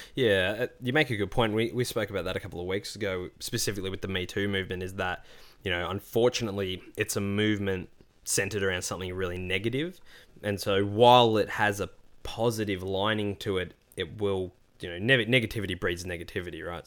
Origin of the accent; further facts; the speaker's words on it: Australia; being Australian